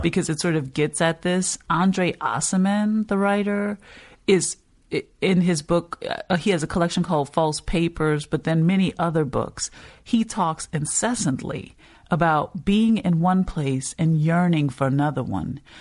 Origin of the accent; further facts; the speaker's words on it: New Orleans, Louisiana, United States; you're growing up, you're like, oh, yeah, I'm from New Orleans, but you're realizing that no one is thinking New Orleans East when you say that.